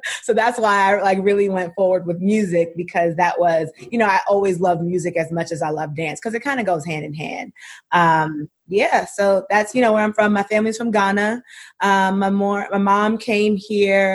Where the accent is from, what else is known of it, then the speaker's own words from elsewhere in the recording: New York City, New York, United States; also born or lived in Pittsburgh; I was born and raised in Brooklyn, Brooklyn, New York. I went to school here